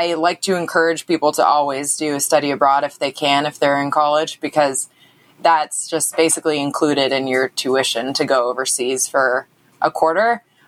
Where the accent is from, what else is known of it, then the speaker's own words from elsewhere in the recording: San Diego, California, United States; I'm originally from San Diego. So I grew up with pools.